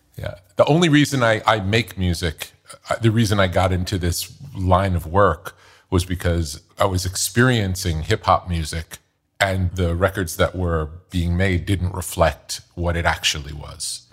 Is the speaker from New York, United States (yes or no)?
yes; New York, United States; growing up in New York